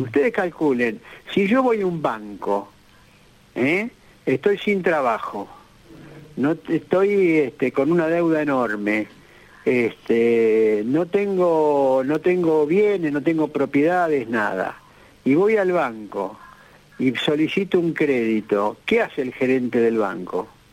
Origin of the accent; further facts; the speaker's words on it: Argentina; como argentinos este, que estamos en este país